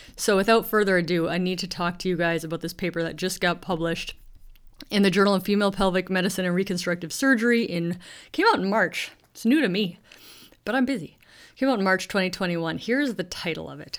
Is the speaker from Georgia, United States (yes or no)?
no; Duluth, Minnesota, United States; also born or lived in Pacific Northwest of Washington; now in Washington, United States; I grew up in Duluth, Minnesota